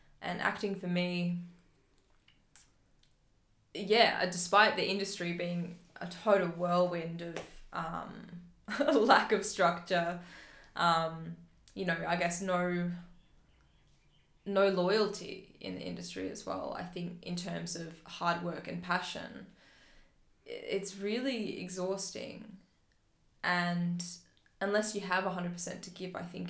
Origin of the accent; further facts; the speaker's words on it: Phillip Island, Victoria, Australia; I grew up on Phillip Island, where the Hemsworths are from